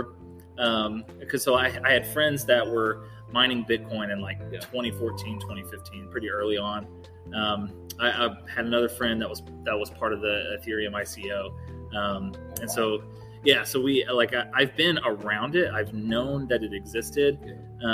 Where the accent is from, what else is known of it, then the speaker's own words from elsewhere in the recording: Mount Washington, Kentucky, United States; also born or lived in Louisville, Kentucky; I'm homegrown. I guess I grew up in Mount Washington, so just south of Louisville.